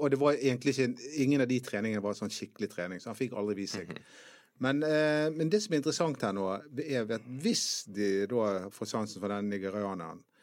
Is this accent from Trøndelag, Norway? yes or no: no; Bergen, Vestland, Norway; Jeg er fra Tertnes